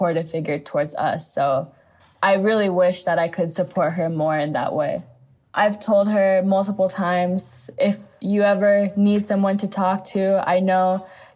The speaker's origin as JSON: {"language": "English", "town": "Los Angeles", "region": "California", "country": "United States", "tie": "born or raised there", "also_born_or_lived": "New York", "said": "I grew up in the United States, mostly in Los Angeles"}